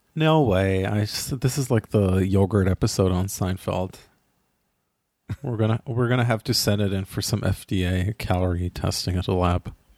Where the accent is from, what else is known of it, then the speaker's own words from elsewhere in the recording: Ra'anana, Central District, Israel; my hometown, it is Rwanana